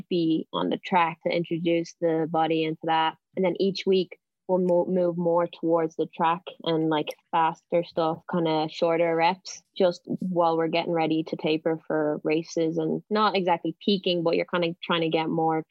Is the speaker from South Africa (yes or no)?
no; Dublin, Leinster, Ireland; now in Boston, United States; I'm originally from Dublin, but I train in Boston with Team New Balance Boston